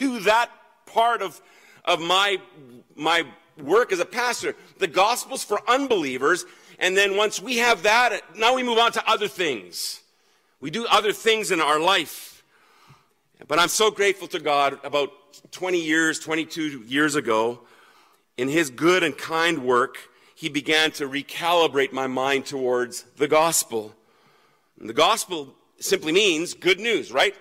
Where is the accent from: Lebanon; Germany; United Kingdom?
Germany; now in Canada; I grew up in Germany.